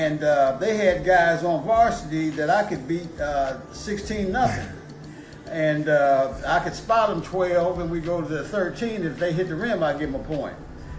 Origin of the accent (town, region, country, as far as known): Columbus, Ohio, United States; born or raised there